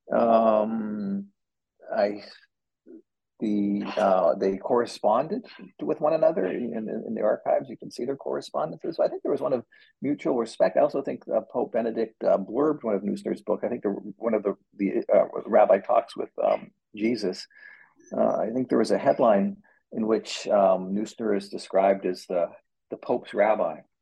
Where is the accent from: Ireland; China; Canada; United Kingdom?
Canada; now in United States; as a Canadian